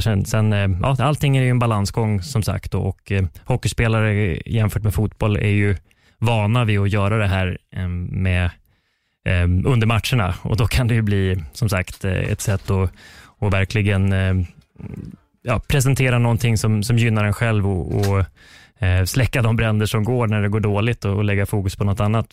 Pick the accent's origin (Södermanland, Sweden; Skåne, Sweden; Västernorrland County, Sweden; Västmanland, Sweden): Västmanland, Sweden; Västerås; now in Karlstad, Sweden; tennisplanerna hemma i Västerås